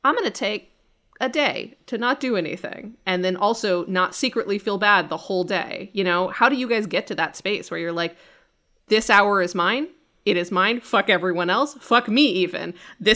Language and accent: English; Colorado, United States; moved away; I was in Colorado for 3 weeks this year, and it was just in my childhood home. And I don't particularly like my hometown